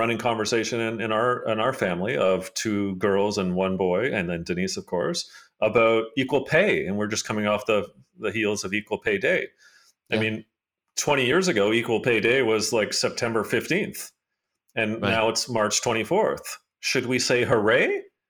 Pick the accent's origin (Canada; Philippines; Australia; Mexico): Canada; Hamilton, Ontario; I mean, I grew up in Hamilton, Ontario